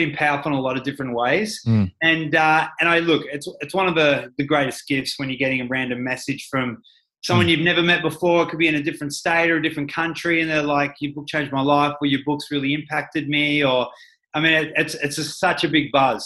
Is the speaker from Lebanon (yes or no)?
no; Ballarat, Victoria, Australia; I grew up in Ballarat, small town